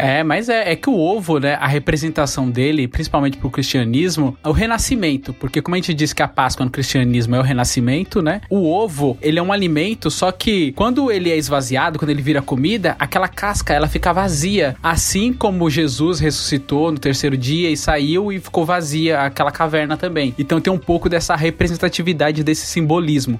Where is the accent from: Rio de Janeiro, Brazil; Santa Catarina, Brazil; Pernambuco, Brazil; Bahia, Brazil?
Bahia, Brazil; now in São Paulo, Brazil; eu nasci na Bahia